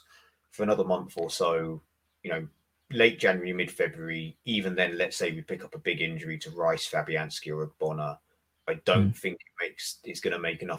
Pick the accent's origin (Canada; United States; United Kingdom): United Kingdom; Watford, East of England; I'm from Watford, and I started to get really getting into Watford